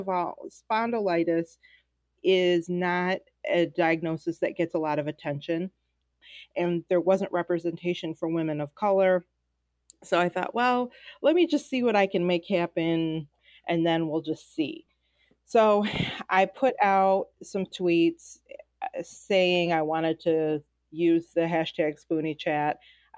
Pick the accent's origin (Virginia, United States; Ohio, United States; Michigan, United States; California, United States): Michigan, United States; Detroit; I am from Detroit, Michigan.